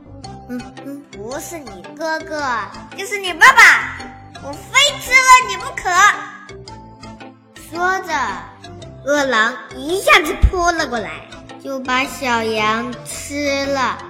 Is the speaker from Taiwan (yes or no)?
no; Shaoxing, Zhejiang, China; 今年六周岁了，我来自浙江绍兴。